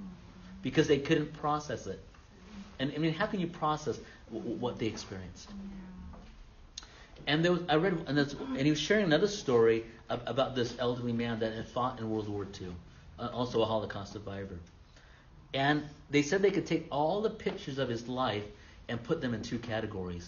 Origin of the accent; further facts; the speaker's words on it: Fullerton, California, United States; also born or lived in India (ancestry); he was really like a grandfather to me growing up in Fullerton.